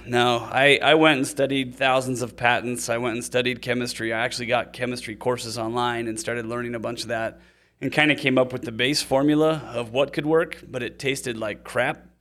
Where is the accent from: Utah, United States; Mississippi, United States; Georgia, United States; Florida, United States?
Utah, United States; also born or lived in Seattle; I'm from Utah